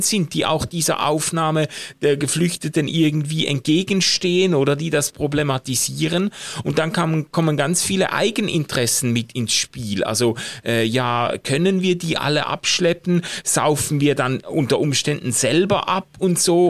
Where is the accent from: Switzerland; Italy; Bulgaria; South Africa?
Switzerland; als Schweizer